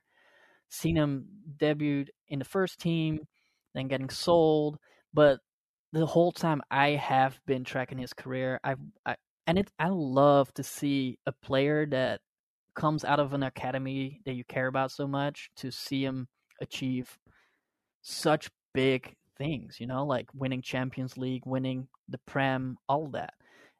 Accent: Rotterdam, South Holland, Netherlands; accent: fake American; English is a second language; So my accent is fake American. So for the people that don't know, I was born in the Netherlands. I'm from a city called Rotterdam

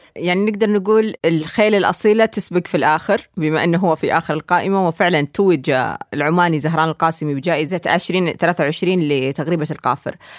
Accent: Saudi Arabia; بالنسبه لي انا كسعوديه

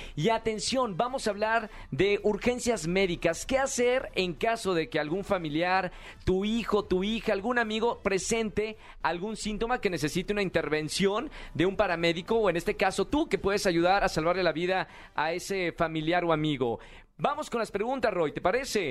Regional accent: Monterrey, Nuevo León, Mexico; accent: northern; now in Mexico City, Mexico; soy de Monterrey, aquí en la capital

